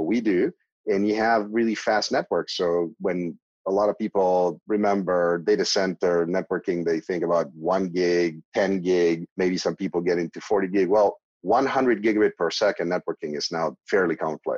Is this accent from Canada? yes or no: no; Argentina; moved away as an adult; I was born in Argentina in a pretty medical family